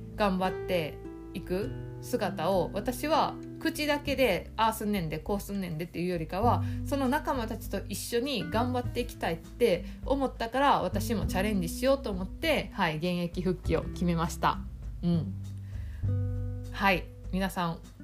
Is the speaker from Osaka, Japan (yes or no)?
yes; Osaka, Japan; 地元の大阪